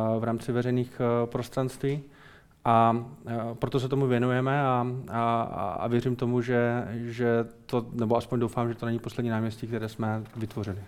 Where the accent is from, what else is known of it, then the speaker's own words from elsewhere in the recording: Brno, South Moravian Region, Czechia; also born or lived in Modřice; Já jsem Brňák, no. Já, já, jsem, já jsem Brňák, vystudoval jsem fakultu architekturu, ar, architektury v Brně, eh, stavební průmyslovku v Brně